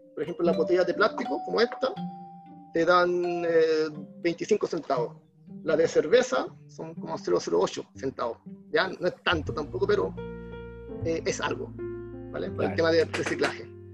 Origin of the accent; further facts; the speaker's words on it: Arica, Arica y Parinacota, Chile; Soy de Arica. Eh, soy de Arica. Um, ciudad del Norte. Ya estudié en colegios públicos, liceo público, universidad pública